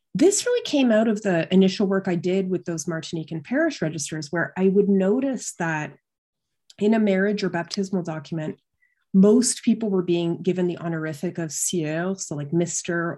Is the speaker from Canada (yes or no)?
yes; London, Ontario, Canada; also born or lived in Toronto; I grew up in London, Ontario, uh, which is just across the border from Syracuse in Canada.